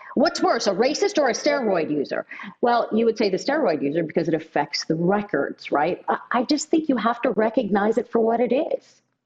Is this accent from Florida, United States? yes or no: no; Pittsburgh, Pennsylvania, United States; also born or lived in Los Angeles; I grew up in Pittsburgh